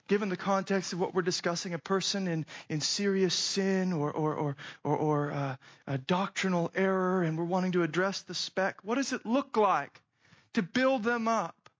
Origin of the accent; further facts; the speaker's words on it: Phoenix, Arizona, United States; moved away; I grew up in Phoenix, Arizona, so it's hot and everybody has a pool around there